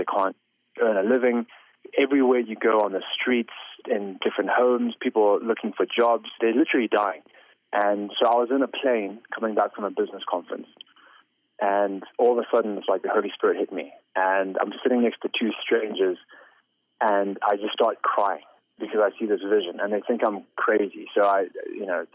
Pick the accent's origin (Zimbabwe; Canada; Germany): Zimbabwe; I was born in Zimbabwe, raised in Zimbabwe